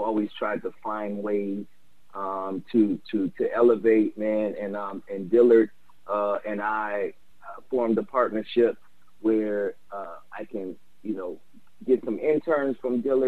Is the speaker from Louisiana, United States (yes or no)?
yes; New Orleans, Louisiana, United States; me growing up in New Orleans, I had music all over the place